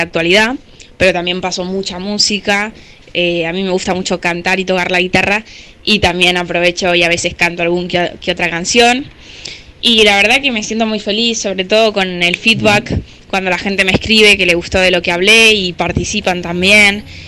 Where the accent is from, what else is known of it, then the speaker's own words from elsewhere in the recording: Argentina; now in Alicante, Spain; Soy argentina, pero ahora estoy viviendo en España